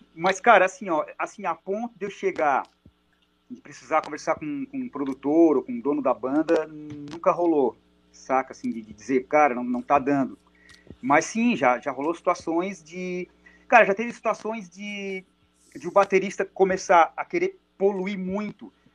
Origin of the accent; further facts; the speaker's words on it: Araranguá, Santa Catarina, Brazil; a minha cidade natal é uma cidade perto de, de Criciúma, a 30 quilômetros de Criciúma, chamada Araranguá.